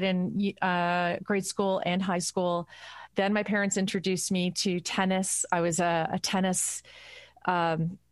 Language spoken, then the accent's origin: English; Burlington, Ontario, Canada; I grew up in Burlington